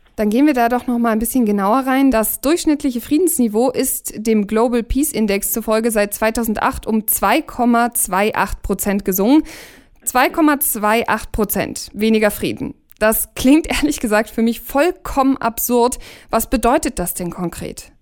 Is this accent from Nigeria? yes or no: no; Germany; bei uns in Deutschland